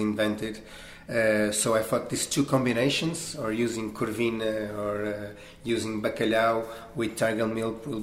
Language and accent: English; Rio de Janeiro, Brazil; English is a second language; also born or lived in Portugal; now in Lisbon, Portugal; Brazil, my hometown that I was born in Rio